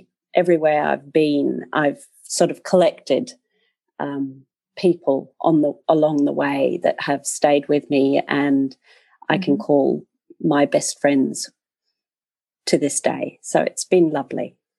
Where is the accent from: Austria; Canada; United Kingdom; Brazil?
Austria; English is a second language; also born or lived in Australia; I never envisaged myself living on a farm in Australia, of all places, whilst growing up in Austria.